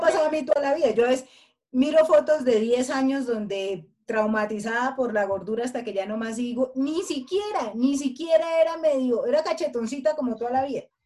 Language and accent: Spanish; Colombia; nosotras somos unas mujeres colombianas